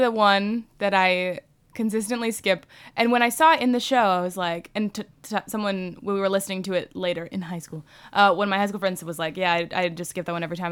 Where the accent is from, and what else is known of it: Bowie, Maryland, United States; born or raised there